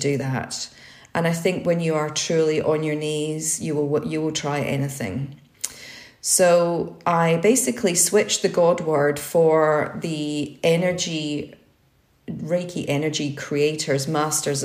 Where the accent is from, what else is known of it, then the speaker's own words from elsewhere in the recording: Scotland, United Kingdom; I was brought up in Scotland